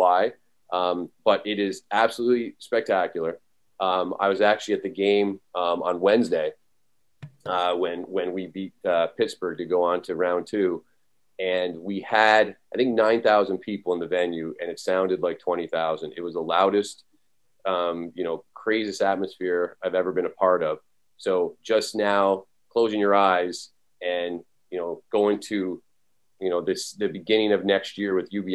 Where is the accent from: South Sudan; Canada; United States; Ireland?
Canada; moved away; When I was growing up in Canada, I'm actually originally from Canada